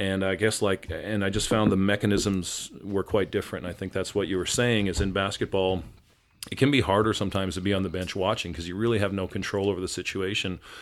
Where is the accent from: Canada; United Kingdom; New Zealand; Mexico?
Canada; Winnipeg, Manitoba; moved away as an adult; now in Seattle, United States; by the time I was nine, we were back in Winnipeg. And so I kinda consider that to be my home where I spent my formative years until I graduated high school